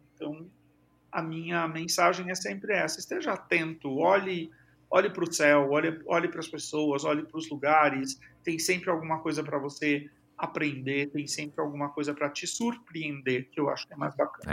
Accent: Tupã, São Paulo, Brazil; moved away as an adult; also born or lived in Presidente Prudente; Eu, eu cresci em Tupã, na realidade, que é bem interior de São Paulo

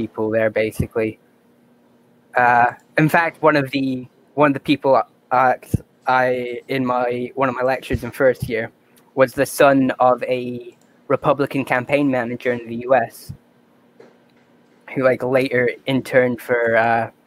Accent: Ireland; I'm from Ireland

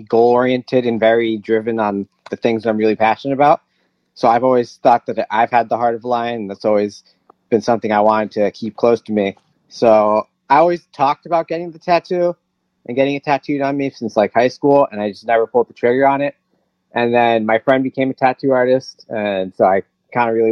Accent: New Rochelle, New York, United States; I was born in New Rochelle

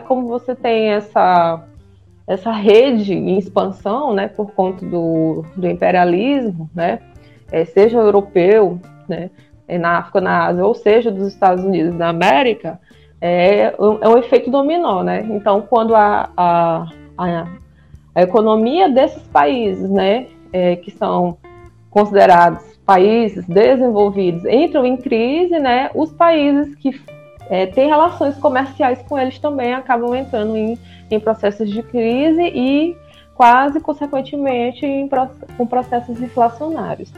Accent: Bacabal, Maranhão, Brazil; moved away as an adult; now in São Luís, Brazil; sou de Bacabal, também uma terra muito quente. E moro em São Luís já tem 12 anos

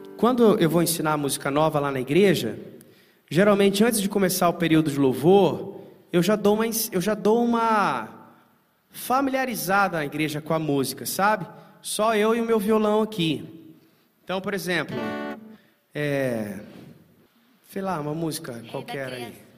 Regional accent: Timóteo, Minas Gerais, Brazil; moved away; em Timóteo, Minas Gerais, minha terra natal, onde eu me converti lá

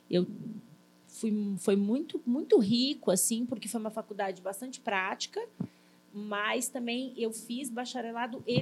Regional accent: Cascavel, Paraná, Brazil; also born or lived in Curitiba; Então eu saí de Cascavel, que é minha cidade, fui morar em Curitiba para fazer a FAP.

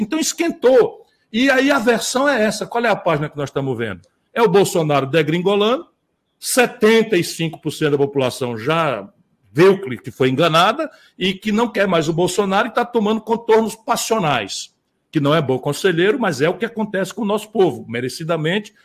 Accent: Northeast Region, Brazil; eu sou do Nordeste

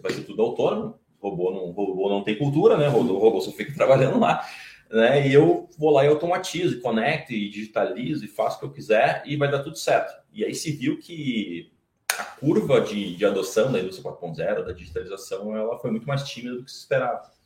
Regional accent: Novo Hamburgo, Rio Grande do Sul, Brazil; a gente vem de Novo Hamburgo

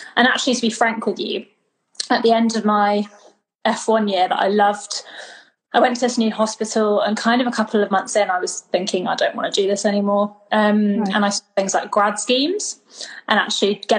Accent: United Kingdom; moved away as an adult; also born or lived in Bristol; now in Australia; I'm British.

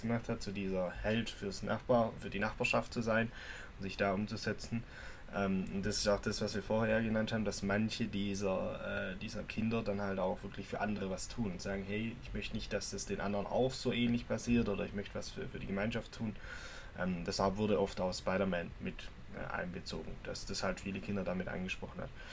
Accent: Germany; bei uns in Deutschland

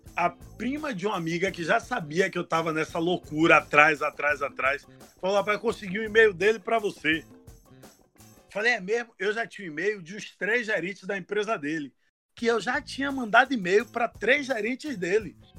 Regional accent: Salvador, Bahia, Brazil; eu sou de Salvador

